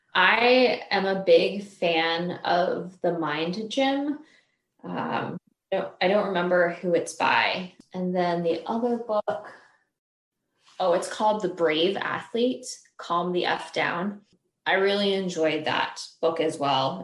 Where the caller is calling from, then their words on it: Springfield, Virginia, United States; I am calling from Springfield, Virginia. It's close to Washington, D.C.